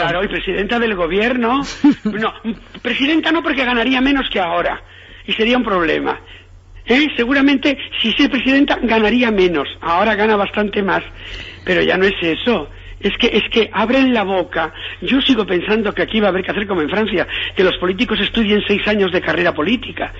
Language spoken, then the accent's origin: Spanish; Galicia, Spain; yo soy gallego